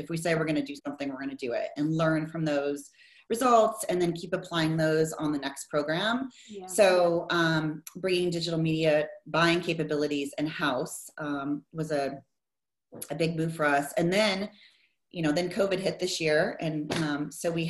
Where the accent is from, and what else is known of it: Iowa, United States; born or raised there; now in Bay Area, United States